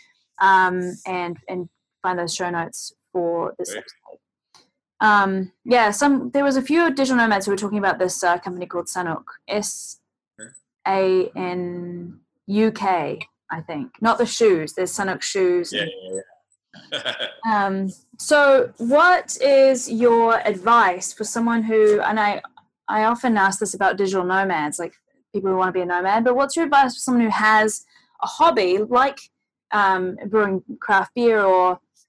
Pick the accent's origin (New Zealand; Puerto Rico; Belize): New Zealand; moved away; I'm actually from New Zealand